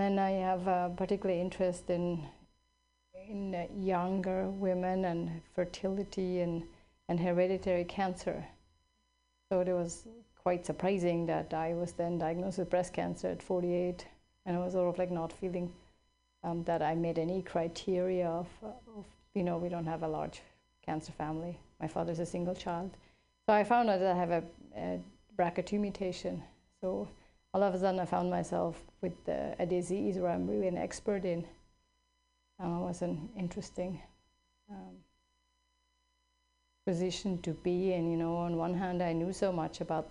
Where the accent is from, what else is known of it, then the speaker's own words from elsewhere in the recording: Switzerland; now in California, United States; I grew up in Switzerland.